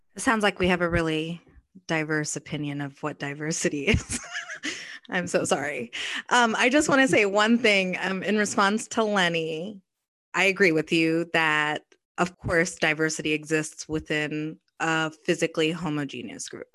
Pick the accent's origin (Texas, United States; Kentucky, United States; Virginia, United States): Kentucky, United States; I grew up in Kentucky.